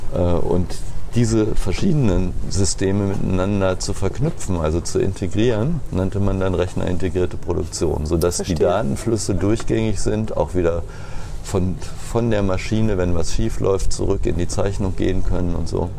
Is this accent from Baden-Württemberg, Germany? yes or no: no; Rodenberg, Lower Saxony, Germany; moved away as an adult; also born or lived in Berlin / Bremen / Cottbus; geboren bin ich in Rodenberg